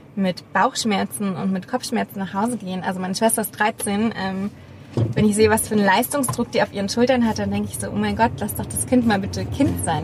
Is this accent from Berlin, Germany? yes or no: yes; Berlin, Germany; als Berliner